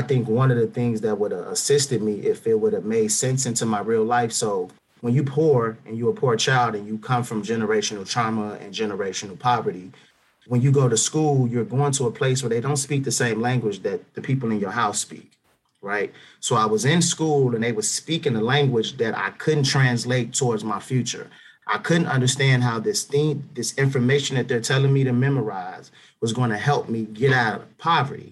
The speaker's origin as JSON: {"language": "English", "town": "Minneapolis", "region": "Minnesota", "country": "United States", "said": "I'm from North Minneapolis"}